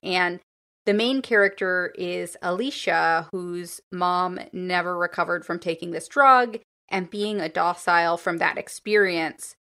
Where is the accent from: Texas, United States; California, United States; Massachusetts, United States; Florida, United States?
California, United States; Los Angeles; my hometown, Los Angeles